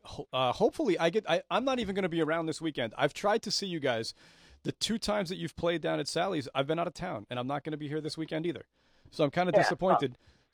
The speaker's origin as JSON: {"language": "English", "town": "New London", "region": "Connecticut", "country": "United States", "tie": "born or raised there", "said": "I grew up in the other end of the state of Connecticut. I grew up in New London."}